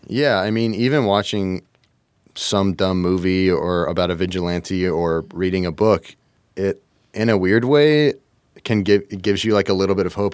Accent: Kentucky, United States; I'm from Kentucky

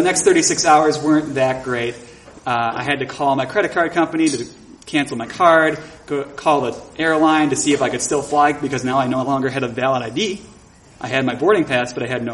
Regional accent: Buffalo, New York, United States; my hometown of Buffalo, New York

